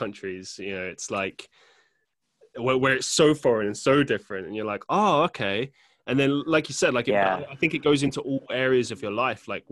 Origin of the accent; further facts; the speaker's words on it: London, United Kingdom; I grew up in London